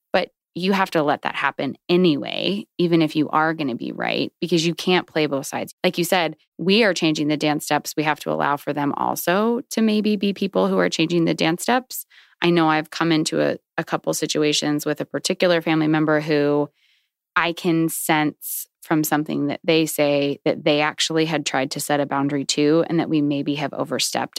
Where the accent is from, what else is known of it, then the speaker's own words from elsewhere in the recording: Virginia, United States; I grew up in Virginia